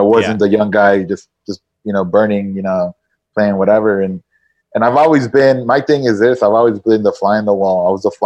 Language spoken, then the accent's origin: English; Nicaragua; moved away as an adult; also born or lived in San Antonio, United States; now in Miami, United States; I grew up in Nicaragua. I went to high school in Nicaragua.